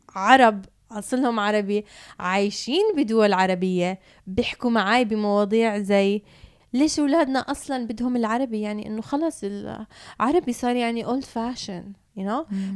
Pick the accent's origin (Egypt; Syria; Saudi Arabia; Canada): Canada; also born or lived in Palestine (ancestry) / Jordan (family); now in Dubai, United Arab Emirates; اتربيت بكندا